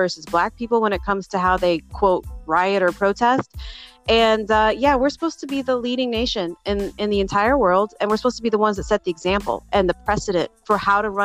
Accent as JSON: {"language": "English", "country": "United States", "moved": "yes", "said": "being an American"}